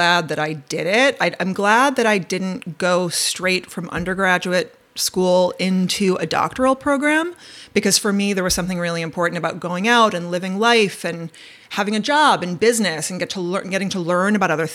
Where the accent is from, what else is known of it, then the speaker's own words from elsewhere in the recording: Westchester County, New York, United States; I grew up in Westchester County, the suburbs of New York City in the 1980s.